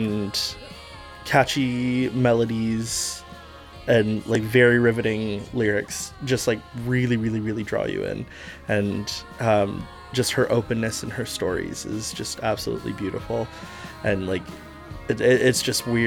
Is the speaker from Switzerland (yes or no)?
no; Prince George, British Columbia, Canada; now in Victoria, Canada; I am from Victoria, essentially. I've been here for 11 years, originally from Prince George.